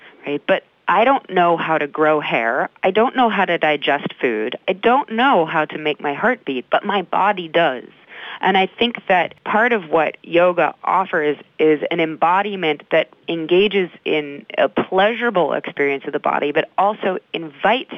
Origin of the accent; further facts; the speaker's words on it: Midwest, United States; I grew up in the Midwest